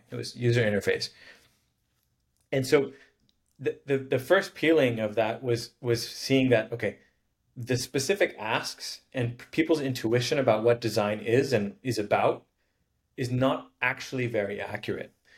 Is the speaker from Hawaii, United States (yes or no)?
yes; Honolulu, Hawaii, United States; I grew up in Hawaii in uh, Honolulu